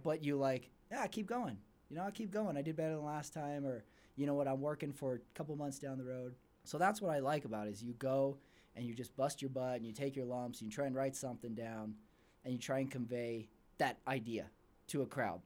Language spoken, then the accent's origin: English; El Paso, Texas, United States; now in Salt Lake City, United States; I'm not from Salt Lake originally. I'm from El Paso, Texas